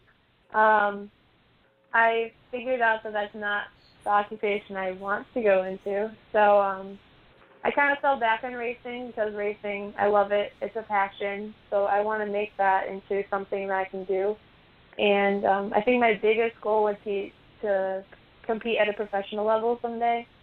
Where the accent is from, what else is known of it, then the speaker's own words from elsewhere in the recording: Shelby, Michigan, United States; I'm from Shelby, Michigan. I'm 17 years old.